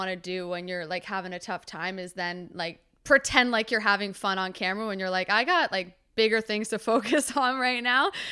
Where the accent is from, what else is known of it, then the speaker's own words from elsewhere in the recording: London, United Kingdom; because I'm from London and I've known him and his sister for a while.